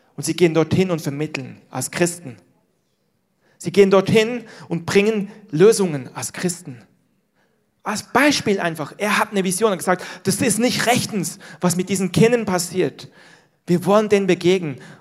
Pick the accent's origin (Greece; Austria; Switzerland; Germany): Switzerland; moved away; aus dem Land, wo ich herkomme, die Schweiz